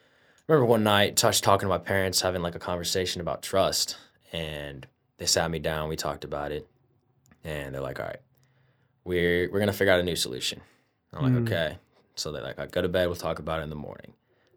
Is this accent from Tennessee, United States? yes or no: no; Indianapolis, Indiana, United States; Indianapolis, Indiana.